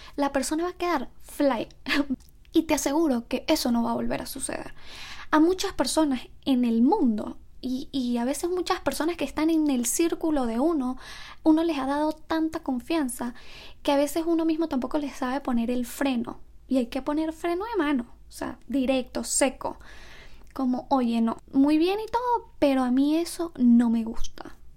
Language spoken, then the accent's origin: Spanish; Venezuela; moved away; also born or lived in Ecuador; los que somos de Venezuela